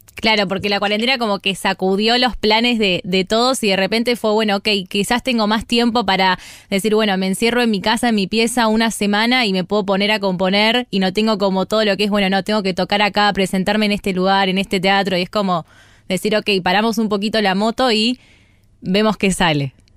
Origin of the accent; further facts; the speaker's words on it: Monte Grande, Buenos Aires Province, Argentina; soy más de Monte Grande